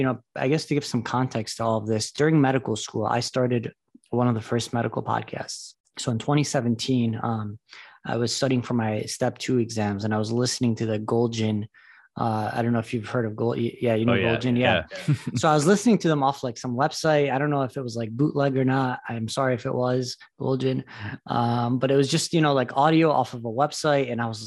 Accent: Detroit, Michigan, United States; So I'm my story is that I grew up in Metro Detroit. I went to Michigan State for medical school.

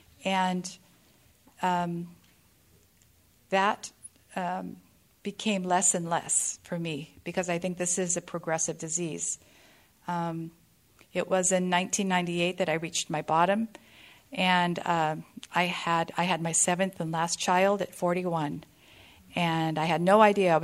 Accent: California, United States; I am from California, and I found this room in 1998 in Modesto, California

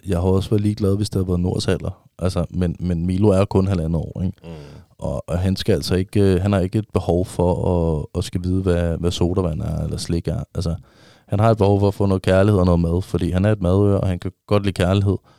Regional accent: Vestegnen, Capital Region of Denmark, Denmark; Jeg er jo fra Vestegnen

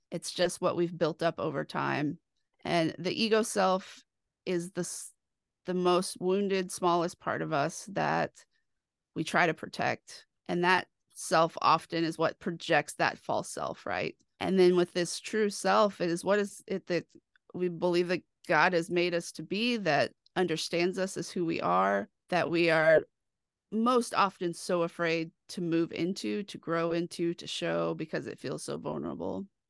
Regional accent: Dallas, Texas, United States; I grew up in Dallas, where I like to say I grew up in the shadows of First Baptist Dallas

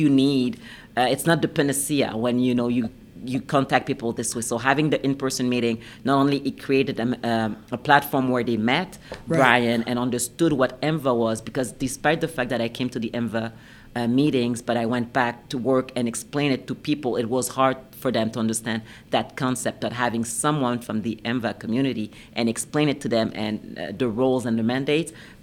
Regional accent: Canada; first language French; English is a second language; also born or lived in British Columbia / Quebec / Ottawa; I'm Canadian

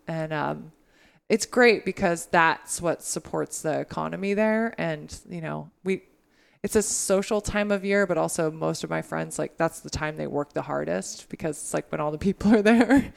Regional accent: Humboldt County, California, United States; moved away as an adult; now in Maine, United States; I grew up in Humboldt County

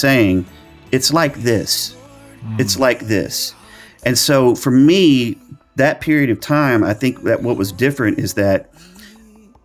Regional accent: Arkansas, United States; also born or lived in El Dorado, Arkansas / Hot Springs, Arkansas; the little small churches that I grew up in Arkansas

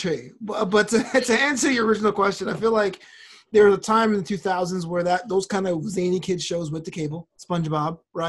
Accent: United States; I'm so American

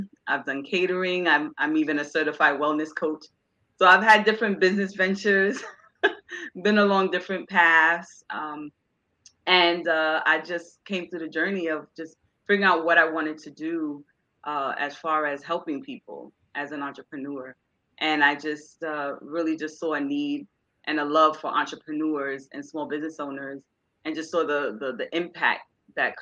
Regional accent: New York City, New York, United States; now in Jersey City, United States; I'm originally from Brooklyn, New York. I'm now living in Jersey City

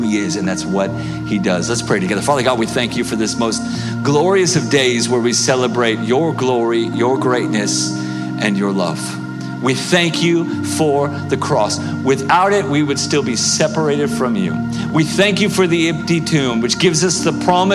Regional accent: Oklahoma, United States; now in Kansas City, United States; I'm from Oklahoma

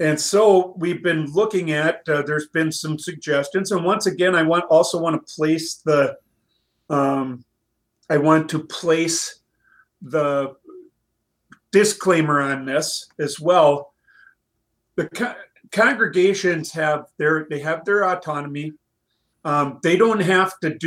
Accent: East Central Minnesota, United States; I grew up in East Central Minnesota, not far away from the Twin Cities on the west side

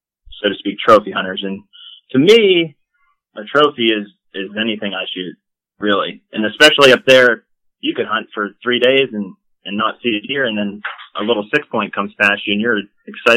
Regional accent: West Middlesex, Pennsylvania, United States; moved away as an adult; now in Pittsburgh, United States; I'm from West Middlesex. Currently, I live in Pittsburgh, Pennsylvania

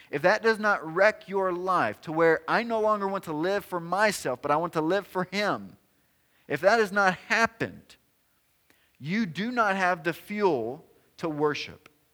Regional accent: Tennessee, United States; I'm from Tennessee

